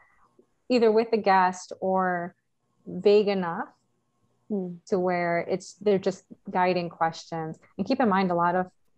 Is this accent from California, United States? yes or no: no; Cicero, Illinois, United States; I grew up in Chicago. I grew up in Cicero, and it's a little town like next to it. You could throw a rock and you're in Chicago